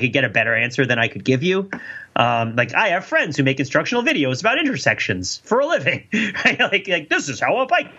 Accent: New Jersey, United States; now in Massachusetts, United States; where I grew up in New Jersey

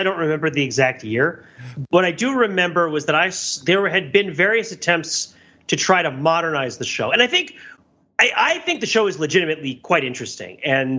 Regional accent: New York, United States; And I grew up in the New York area where the Rockettes were kind of a real thing.

